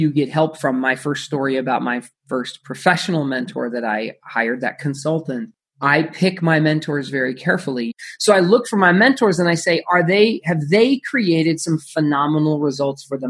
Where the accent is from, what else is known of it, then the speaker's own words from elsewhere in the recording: Phoenix, Arizona, United States; I grew up in Phoenix, Arizona